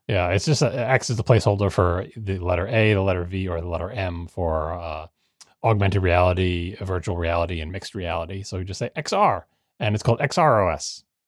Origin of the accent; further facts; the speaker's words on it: Long Island, New York, United States; growing up on Long Island